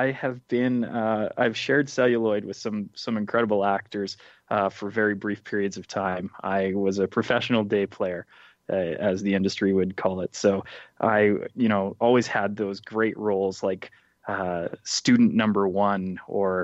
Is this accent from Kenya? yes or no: no; Canada; I'm from Canada